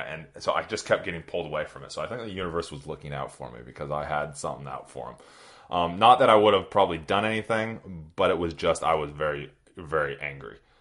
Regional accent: Redding, California, United States; now in New Zealand; I grew up in Northern California, doing outdoor stuff

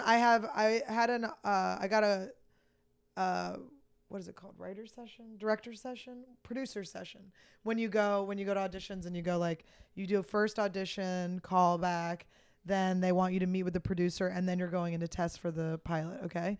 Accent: Philadelphia, Pennsylvania, United States; I'm from Philly

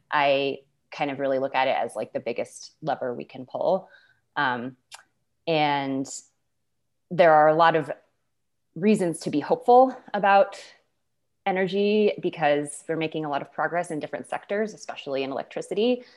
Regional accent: Boulder, Colorado, United States; I was born and raised in Boulder.

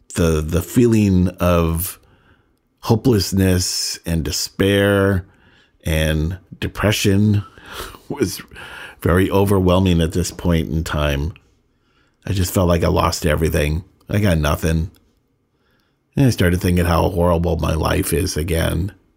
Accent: San Francisco, California, United States; moved away as an adult; also born or lived in Sonoma County, California / San Diego, California; I was born in San Francisco and lived in Northern California

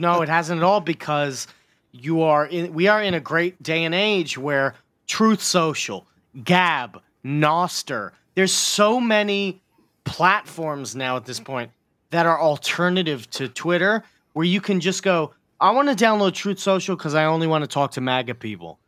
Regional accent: United States; I live in it

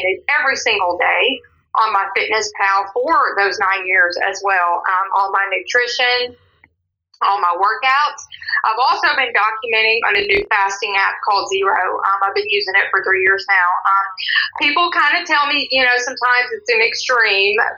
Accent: Louisiana, United States; now in Forney, United States; I was born in Louisiana, but now I'm a Texas resident. I've been in Texas for 15 years now

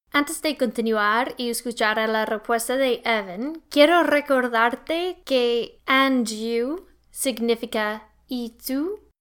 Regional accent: Winnipeg, Manitoba, Canada; yo soy canadiense, pero también la ciudad de donde vengo en Canadá se llama Winnipeg

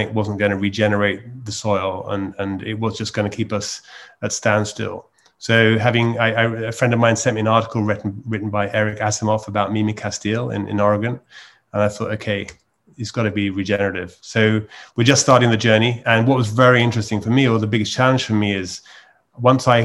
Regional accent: United Kingdom; moved away as an adult; also born or lived in London; now in Provence, France; I'm a Brit who moved to Provence 12 years ago

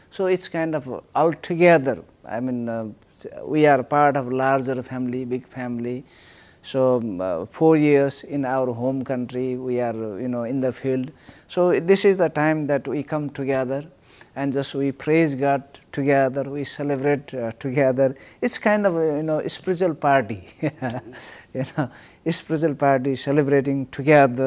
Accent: Nepal; I live in Kathmandu. I'm from Nepal.

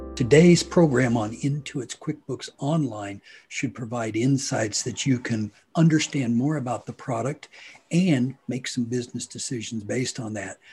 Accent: Hutchinson, Kansas, United States; I am from Hutchinson, Kansas

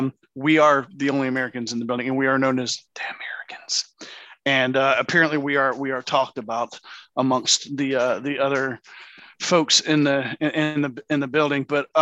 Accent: Canada; And then I'm Canadian.

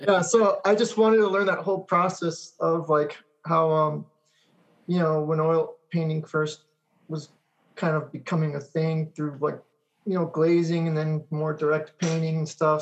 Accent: Monterey Park, California, United States; also born or lived in Alhambra, California / West Covina, California; my parents split up and went back to Monterey Park.

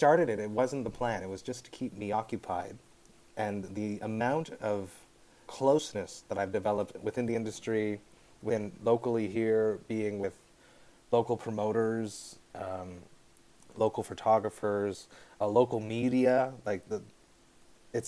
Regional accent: Deux-Montagnes, Quebec, Canada; now in Montreal, Canada; I'm from just outside Montreal, a small city called Deux-Montagnes, two mountains. It's outside, about 35 minutes car ride outside of Montreal in the north. I grew up there my whole life. There was a small English community there.

